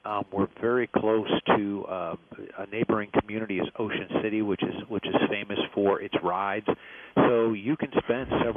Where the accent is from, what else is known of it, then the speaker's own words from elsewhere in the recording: Atlantic City, New Jersey, United States; moved away as an adult; also born or lived in New York City; I grew up in Atlantic City, moved to New York City, where I was in the restaurant industry, and then came back